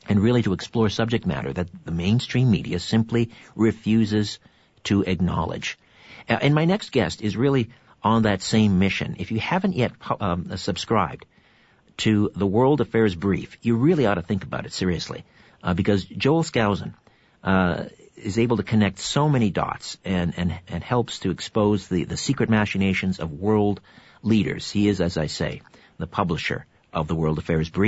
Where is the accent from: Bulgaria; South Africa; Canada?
Canada; I'm Canadian and I'm supposed to embrace the winter